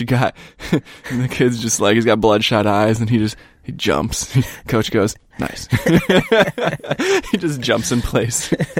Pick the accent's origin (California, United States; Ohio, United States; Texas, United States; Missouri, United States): Ohio, United States; Parma; moved away; I grew up in Parma, Cleveland area.